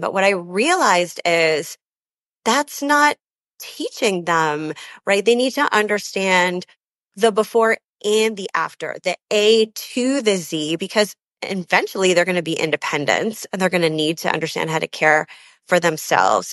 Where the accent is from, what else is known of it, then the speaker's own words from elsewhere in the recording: Canada; also born or lived in London, England; now in Chicago, United States; I'm actually Canadian. Uh, my family wa, is all born in Canada